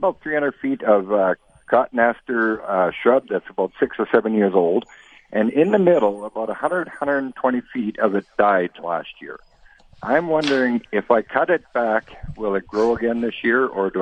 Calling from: Manitoba, Canada; I'm doing good and calling from Bossier, Manitoba.

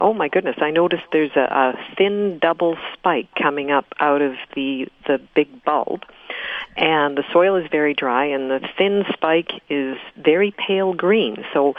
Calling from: Winnipeg, Manitoba, Canada

